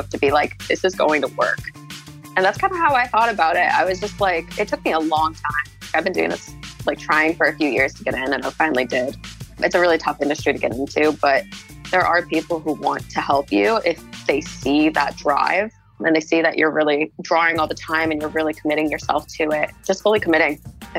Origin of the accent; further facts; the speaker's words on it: London, United Kingdom; born there; No, I was born in London.